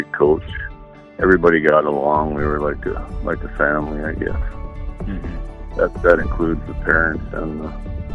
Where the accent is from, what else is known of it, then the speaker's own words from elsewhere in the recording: Epping, North Dakota, United States; also born or lived in Williston, North Dakota; I was born in Williston and lived in Epping, North Dakota. I graduated from high school in 1978